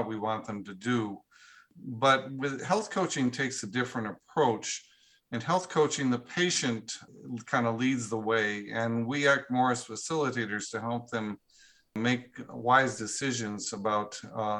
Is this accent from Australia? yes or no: no; Cashmere, Washington, United States; I live close to my hometown is a small town called Cashmere, Washington